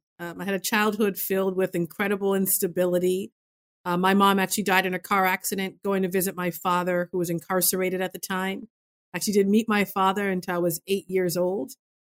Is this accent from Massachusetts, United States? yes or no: yes; Massachusetts, United States; as I did growing up in Massachusetts